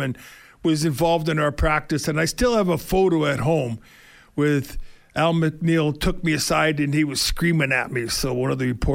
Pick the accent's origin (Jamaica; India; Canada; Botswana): Canada; Winnipeg, Manitoba; moved away; I'm from Winnipeg